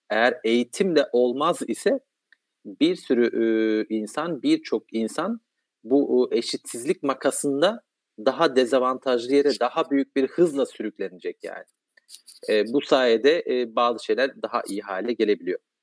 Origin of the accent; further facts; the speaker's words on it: Kahramanmaraş, Turkey; ben Maraşlıyım. E, çok dar bir yerde e, hayatın e, kurallarının çok az olduğu, çeşitliliğin çok az olduğu dindar bir ortamda